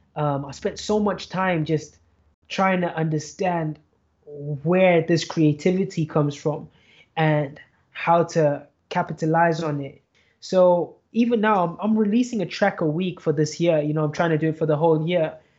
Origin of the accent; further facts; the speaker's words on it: Zimbabwe; Zimbabwe, my hometown